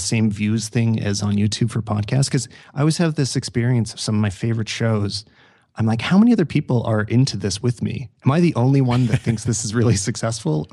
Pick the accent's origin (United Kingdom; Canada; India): Canada; I'm from Canada